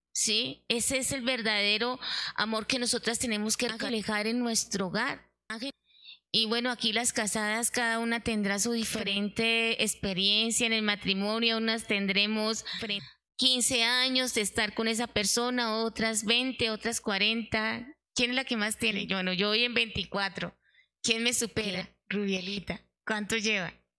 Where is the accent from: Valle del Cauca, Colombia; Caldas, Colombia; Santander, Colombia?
Santander, Colombia; como buena santanderiana.